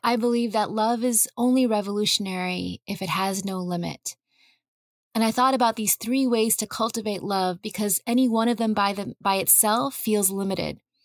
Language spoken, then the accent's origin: English; California's Central Valley, United States; I grew up in California's Central Valley